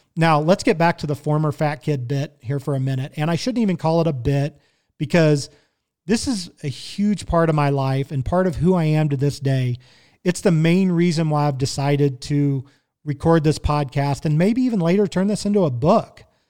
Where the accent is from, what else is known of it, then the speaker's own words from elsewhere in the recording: Kansas City, Missouri, United States; I was born and raised in Kansas City, Missouri.